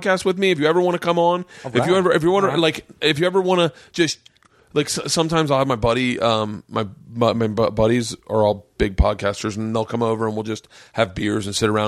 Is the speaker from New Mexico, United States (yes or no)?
no; Florida, United States; I grew up in Florida